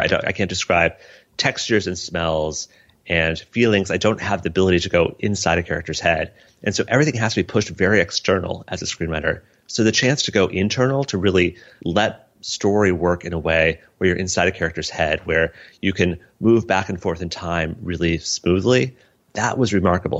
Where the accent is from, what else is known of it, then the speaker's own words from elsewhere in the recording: Colorado, United States; It was my childhood. It was growing up in Colorado